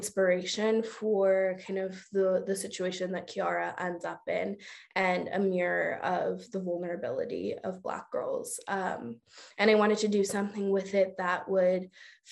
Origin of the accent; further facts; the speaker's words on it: Oakland, California, United States; I was born and raised in Oakland. I still live in Oakland